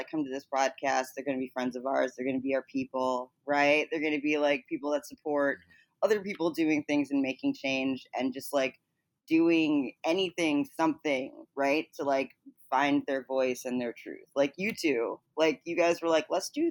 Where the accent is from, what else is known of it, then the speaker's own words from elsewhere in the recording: Chicago, Illinois, United States; I grew up in Chicago